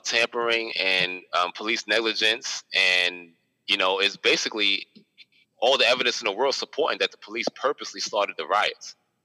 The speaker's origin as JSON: {"language": "English", "town": "New York City", "region": "New York", "country": "United States", "said": "I'm from New York City"}